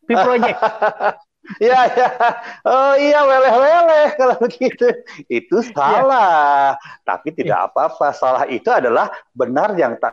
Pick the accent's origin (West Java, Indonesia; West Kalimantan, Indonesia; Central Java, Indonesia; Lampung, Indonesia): Central Java, Indonesia; Klaten; karena kami sama-sama dari uh, saya dari Klaten, Jawa Tengah